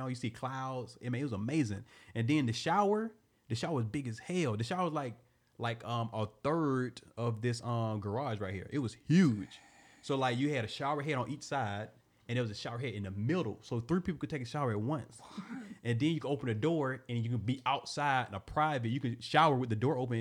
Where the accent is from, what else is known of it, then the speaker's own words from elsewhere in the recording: the South, United States; I'm from the South